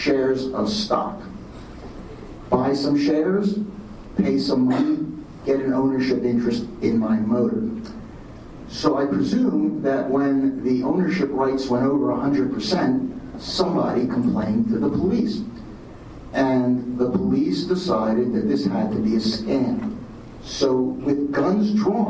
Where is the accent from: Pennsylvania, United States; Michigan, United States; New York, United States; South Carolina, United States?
Pennsylvania, United States; Philadelphia; now in Los Angeles, United States; I'm from Philadelphia